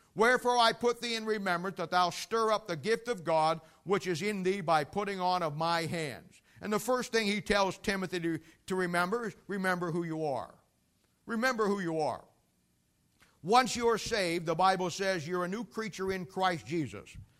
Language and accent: English; United States; I live in America, and technically speaking, I'm an American. I have an American passport.